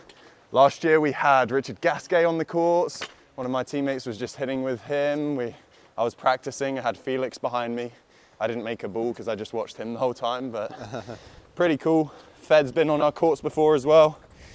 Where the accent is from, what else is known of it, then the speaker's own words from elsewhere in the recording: London, United Kingdom; moved away; I'm from London.